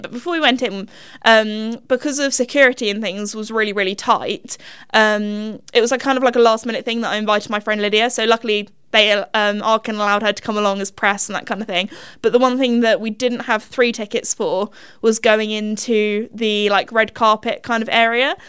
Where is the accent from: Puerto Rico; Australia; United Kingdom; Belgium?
United Kingdom; England; we're English